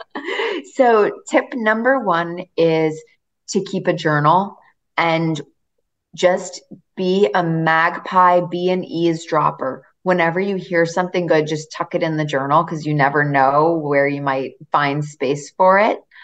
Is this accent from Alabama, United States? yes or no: no; Massachusetts, United States; I grew up in a beach town in Massachusetts